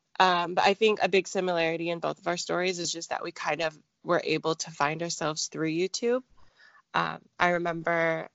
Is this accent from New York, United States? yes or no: no; near Seattle, Pacific Northwest, Washington, United States; I grew up in a city about half an hour away from Seattle. So I'm from the Pacific Northwest